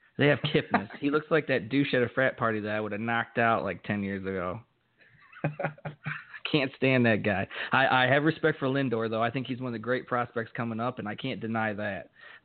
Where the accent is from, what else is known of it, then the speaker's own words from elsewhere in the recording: Ohio, United States; I come from Ohio, but I don't like Ohio sports. You know, I grew up in a household with Ohio State fans